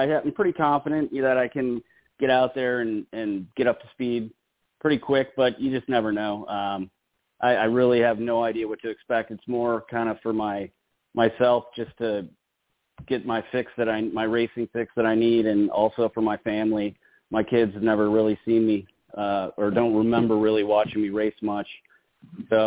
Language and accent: English; Chicago, Illinois, United States; here in my hometown